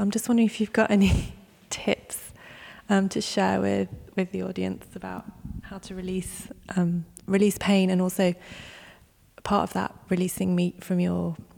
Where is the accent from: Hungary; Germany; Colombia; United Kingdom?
United Kingdom; London; I'm from London